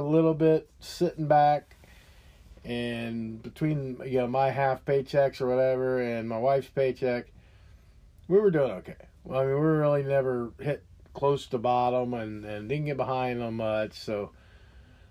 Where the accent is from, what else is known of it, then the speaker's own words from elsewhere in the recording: United States; as an American